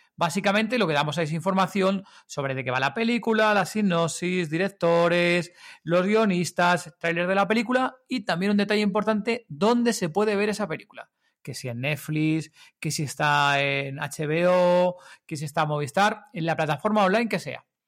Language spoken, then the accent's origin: Spanish; Madrid, Community of Madrid, Spain